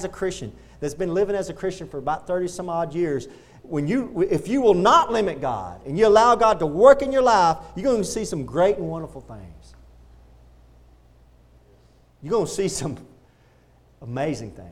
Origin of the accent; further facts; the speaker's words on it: Texas, United States; also born or lived in Pensacola, Florida; I was from Texas